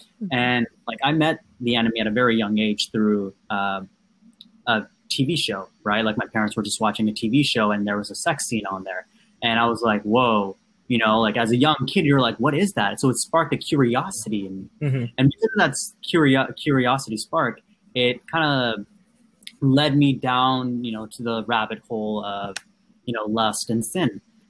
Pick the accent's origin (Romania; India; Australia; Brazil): India; Andhra Pradesh; first language Telugu; English is a second language; we always spoke Telugu because I'm from the Andhra Pradesh area, so South India.